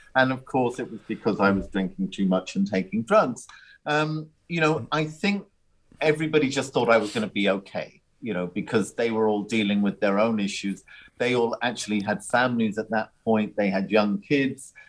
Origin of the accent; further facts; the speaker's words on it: Ireland; Growing up in Ireland, it's very much a, a drink culture.